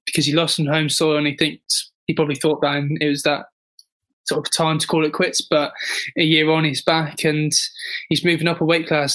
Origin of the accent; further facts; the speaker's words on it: United Kingdom; as a Brit